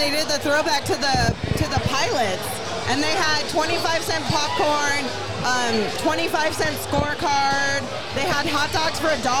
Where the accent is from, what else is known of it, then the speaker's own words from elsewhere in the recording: San Francisco, California, United States; moved away; I was living in the Bay. I grew up around Candlestick Park.